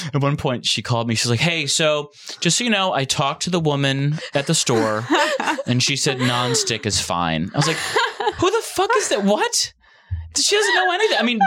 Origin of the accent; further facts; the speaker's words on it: Ann Arbor, Michigan, United States; Ann Arbor is my hometown